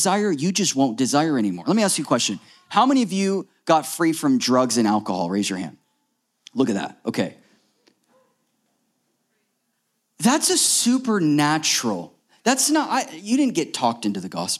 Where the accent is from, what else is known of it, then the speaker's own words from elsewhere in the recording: Florida, United States; we grew up in Florida, so we had never seen snow.